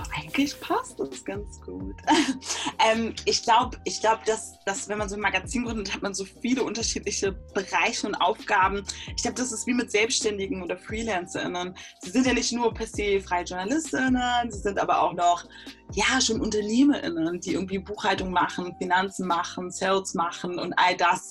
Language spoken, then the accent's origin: German; Berlin, Germany; Also ich bin in Berlin geboren und aufgewachsen